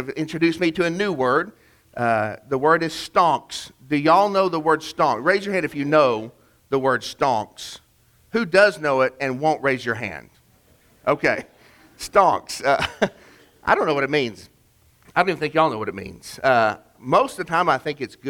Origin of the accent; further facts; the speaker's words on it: Chattanooga, Tennessee, United States; my hometown of Chattanooga